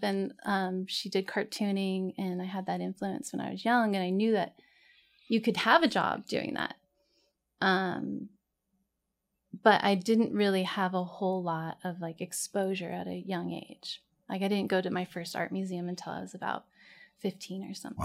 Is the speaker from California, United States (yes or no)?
yes; Corona, California, United States; also born or lived in Santa Ana, California; was raised in Corona.